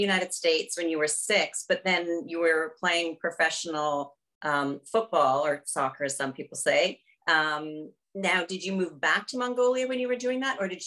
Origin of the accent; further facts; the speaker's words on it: Canada; moved away; I'm originally from Canada